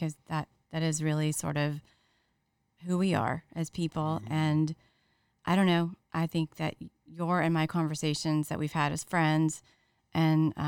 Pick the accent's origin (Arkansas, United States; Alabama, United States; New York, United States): Alabama, United States; I grew up in a very tiny little town in Alabama